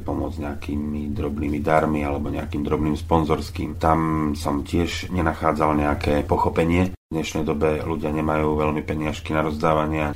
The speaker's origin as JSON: {"language": "Slovak", "town": "Zlaté Moravce", "region": "Nitra Region", "country": "Slovakia", "tie": "born or raised there", "moved": "as an adult", "lives_now": "Lučenec, Slovakia", "said": "Už keď som bol dospelý, odišiel som zo Zlatých Moraviec, zhruba niekedy okolo roku 98, to som mal nejakých 29 rokov."}